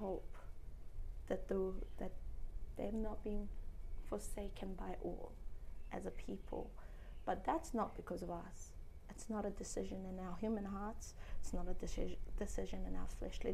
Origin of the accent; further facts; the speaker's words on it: Cook Islands; The Cook Islands